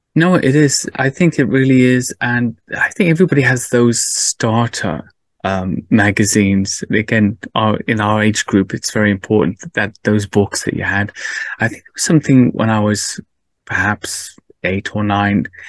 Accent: Cardiff, Wales, United Kingdom; I grew up in Wales, uh, in mm. Cardiff

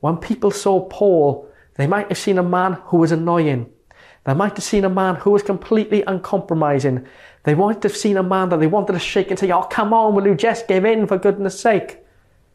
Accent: Merthyr Tydfil, Wales, United Kingdom; my hometown of Merthyr Tydfil

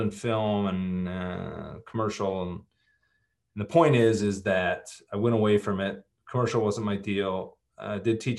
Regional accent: Midwest, United States; Growing up in the Midwest, my my father being a factory worker, my mom being a bus driver, very practical people.

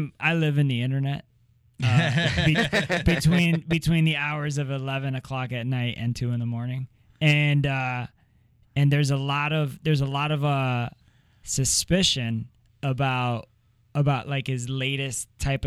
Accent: Miami, Florida, United States; moved away; I wasn't born in America. I wasn't born in America. And I grew up in Miami.

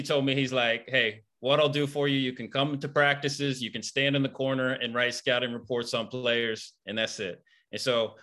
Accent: Indiana, United States; I'm from Indiana. So from the cornfields, anyone who's seen the movie Hoosiers, like I grew up in that, like we played against that team growing up

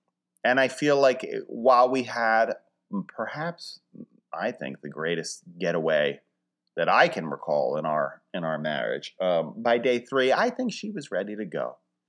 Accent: Philadelphia, Pennsylvania, United States; A big thing, of course, when you're traveling, people say, where are you from? I would say Philly, and people are very, receptive, nice.

